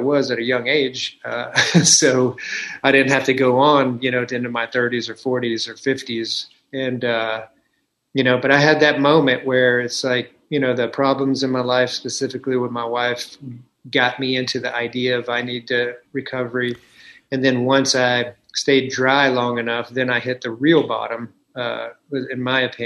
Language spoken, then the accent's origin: English; the South, United States; I was raised in the South